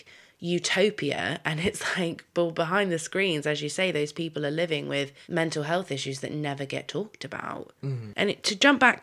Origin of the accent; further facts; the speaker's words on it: United Kingdom; moved away as an adult; now in United States; Living in America, being British